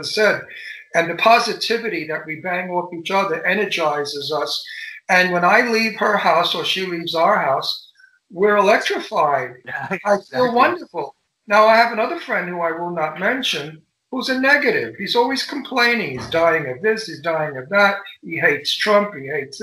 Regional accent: New York City, New York, United States; moved away; also born or lived in Brooklyn, New York / Greenwich Village, New York; I came from Brooklyn. I grew up in Astoria, Queens

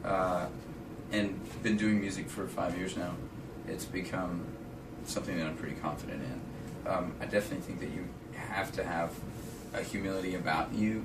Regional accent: Arkansas, United States; I'm from Arkansas

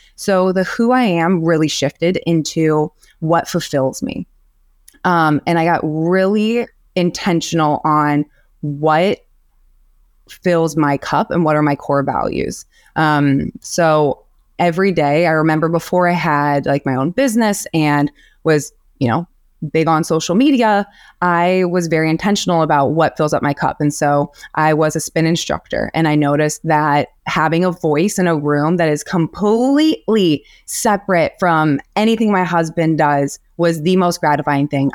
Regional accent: Illinois, United States; moved away as an adult; also born or lived in Portland / Miami / Los Angeles; now in Milwaukee, United States; born and raised in Illinois.

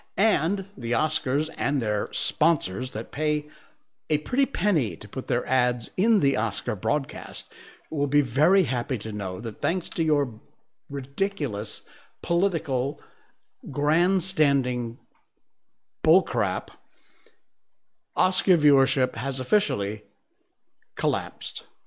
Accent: United States; now in Malaysia; Being American

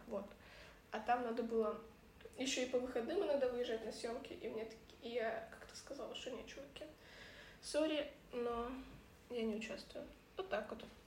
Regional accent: Kyiv, Ukraine; moved away as an adult; Мы подружки из Киева, которых э, вторжение полномасштабной России на нашу территорию, на территорию нашей прекрасной страны Украины, раскидало по миру

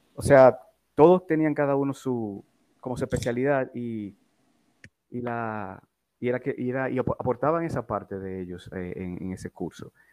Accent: Santo Domingo, Distrito Nacional, Dominican Republic; Yo nací en Distrito Nacional, en Santo Domingo, el 29 de enero de 1976

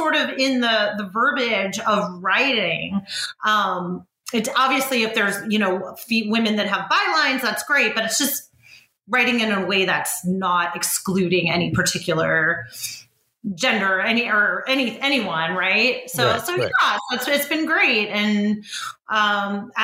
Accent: Bay Area, California, United States; so I'm from the Bay Area.

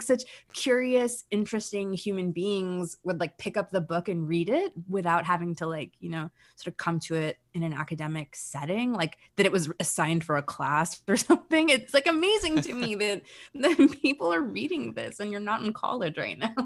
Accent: United States; now in Canada; I was born in the United States

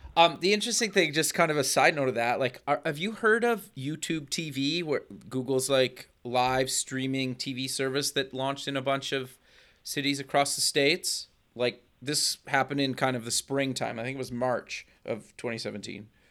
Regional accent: Canada; a fellow Canadian

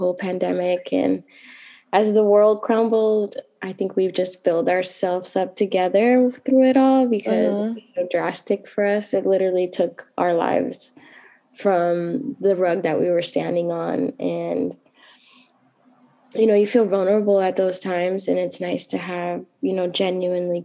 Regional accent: California, United States; moved away as an adult; also born or lived in San Jose / New York; I relocated to Los Angeles for some personal reasons, but I'm here. This is my hometown, so I came back home

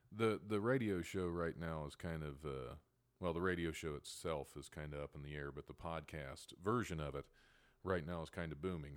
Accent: West Milton, Ohio, United States; I'm originally from, uh, the small town of West Milton, Ohio, probably about forty minutes north

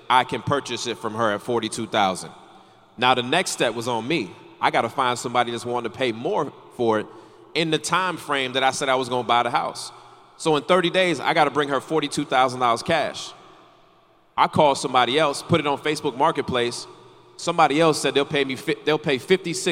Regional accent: North Carolina, United States; I grew up in North Carolina

